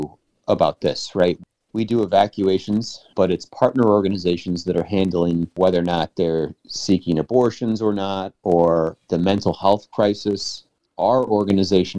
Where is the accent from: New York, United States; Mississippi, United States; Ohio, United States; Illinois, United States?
Illinois, United States; Chicago; I come from Chicago